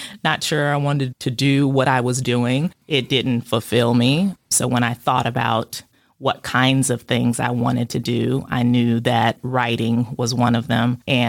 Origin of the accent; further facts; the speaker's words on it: Illinois, United States; also born or lived in Texas / Philippines; And then we moved to Illinois. So that's where I consider home to be. I spent the majority of my adolescence in Illinois.